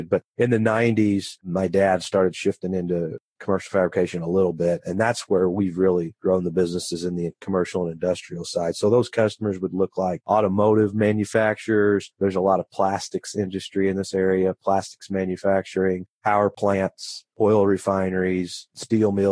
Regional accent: Poseyville, Indiana, United States; I was. I've been here my whole life grown up around the business

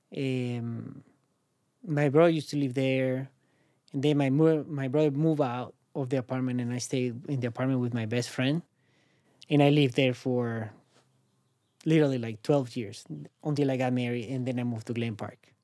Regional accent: Caracas, Capital District, Venezuela; English is a second language; moved away as an adult; now in San Francisco, United States; where I'm from, Caracas, I'm from Caracas, Venezuela

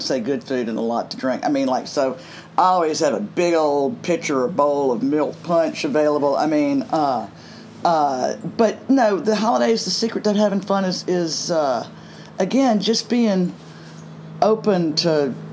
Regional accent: Greenville, Mississippi, United States; moved away as an adult; also born or lived in New York; Greenville, Mississippi, my hometown

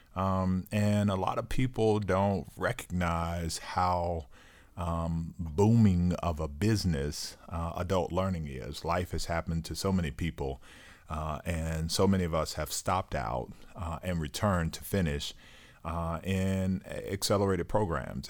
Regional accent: Duval County, Florida, United States; we're both from Duval County

